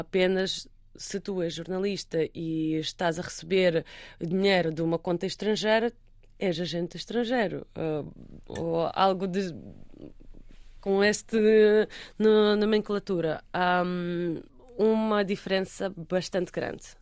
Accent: Russia; now in Portugal; eu sou russa

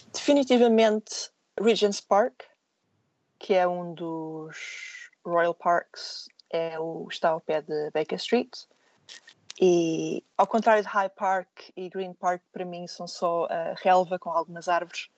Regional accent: Portugal; moved away; ser alguém a viver fora do meu país

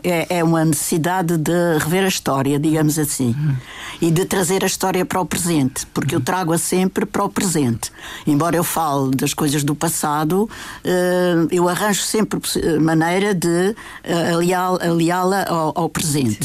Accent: Madeira, Portugal; isto aqui é a minha terra, é o meu sangue

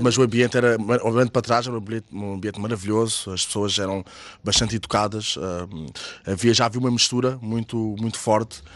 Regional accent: Margem Sul, Setúbal Peninsula, Portugal; eu sou da Margem Sul, eu nasci em 83

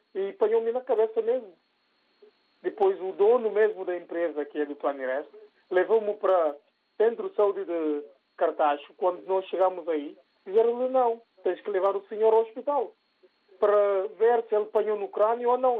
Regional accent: Guinea-Bissau; now in Portugal; nós todos somos da Guiné-Bissau

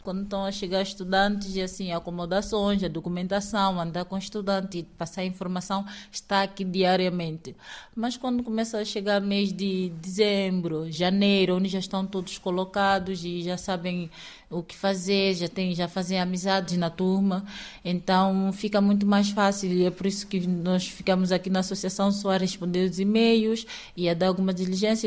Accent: Ribeira Afonso, Cantagalo, São Tomé & Príncipe; moved away as an adult; now in Bragança, Portugal; Eu sou de São Tomé e Príncipe, concretamente do distrito de Cantagalo, é, da zona de Ribeira Afonso

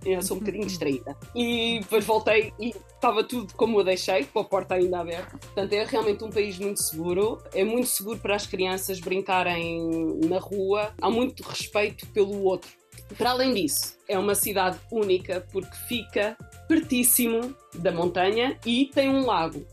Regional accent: Coimbra, Centro, Portugal; moved away as an adult; also born or lived in Oeiras / London / Paris; now in Lausanne, Switzerland; Eu sou nascida em Oeiras, mas vivi quase toda a minha vida em Coimbra

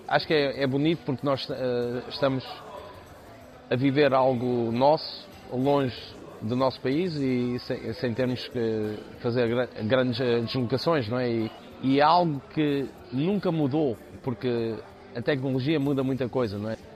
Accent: Lisbon, Portugal; now in United States; Eu sou de Lisboa

